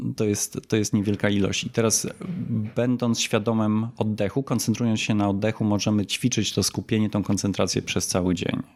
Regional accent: Poland

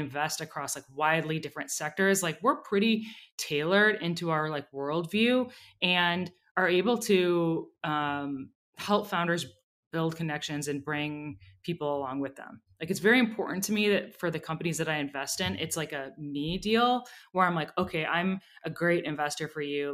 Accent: Minneapolis, Minnesota, United States; I grew up in Minneapolis

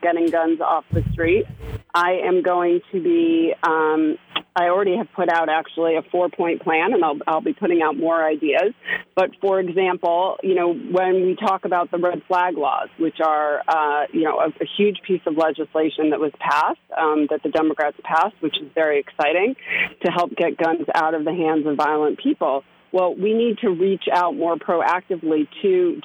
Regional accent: Chicago, Illinois, United States; moved away as an adult; also born or lived in New York City, United States; now in Westchester, United States; I grew up in Chicago

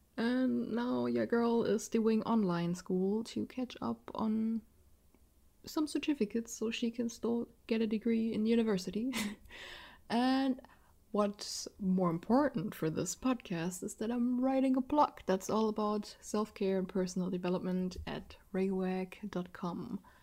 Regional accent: Rhineland-Palatinate, Germany; accent: German; first language German; English is a second language; that's an Rhineland Palatinate, I think that's how you pronounce the state I'm living in in English

